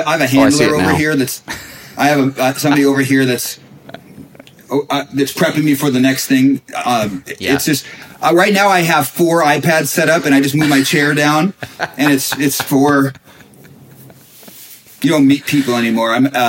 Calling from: Bellevue, Washington, United States; Yeah, so I'm in Bellevue right now. Yeah, we're I'm between homes right now.

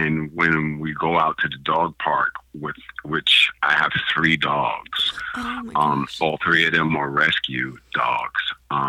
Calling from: Portland, United States; I am calling from my home. Nice. Actually in Portland.

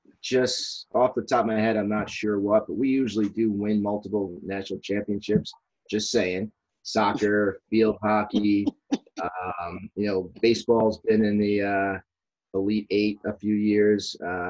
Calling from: Hingham, Massachusetts, United States; Hingham, Massachusetts.

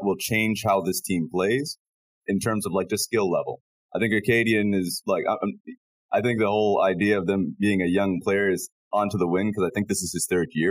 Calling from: Shanghai, China; I'm calling in from Shanghai, China

